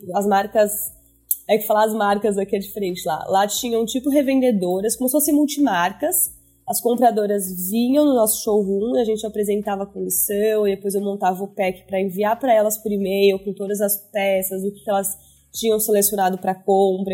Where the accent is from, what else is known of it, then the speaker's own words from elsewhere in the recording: São Paulo, Brazil; also born or lived in New York; sou nascida e crescida em São Paulo, então mais, acho que mais uma das únicas do time que são originalmente de São Paulo